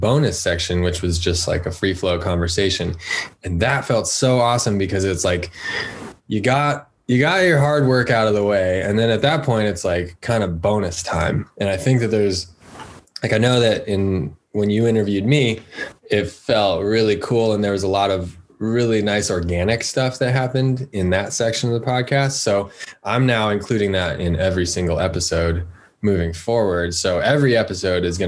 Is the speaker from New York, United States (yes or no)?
no; Lafayette, Colorado, United States; moved away as an adult; also born or lived in Boulder, Colorado; now in Southern California, United States; Grew up outside of there in a place called Lafayette.